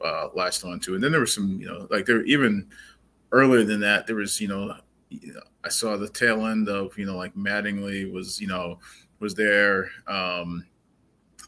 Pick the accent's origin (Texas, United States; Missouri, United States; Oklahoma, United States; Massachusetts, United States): Massachusetts, United States; Lowell; also born or lived in New Jersey; now in St. Louis, United States; I grew up in Massachusetts, but I wasn't born in Massachusetts, and my family's from New Jersey